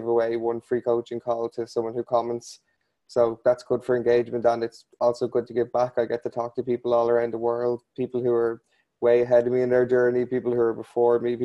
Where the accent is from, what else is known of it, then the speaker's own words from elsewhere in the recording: Ireland; I'm from a place called Ireland.